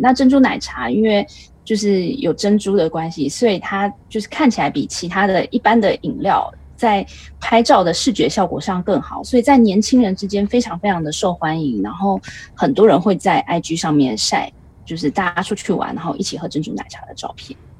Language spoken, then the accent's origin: Chinese; Taiwan; moved away as an adult; now in Tokyo, Japan; 我一个台湾人